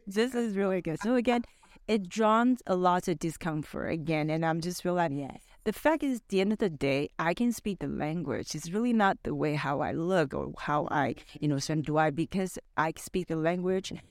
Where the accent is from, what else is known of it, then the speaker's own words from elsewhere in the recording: Vancouver, British Columbia, Canada; my parents are actually from Taiwan, I'm Taiwanese, but I grew up in Vancouver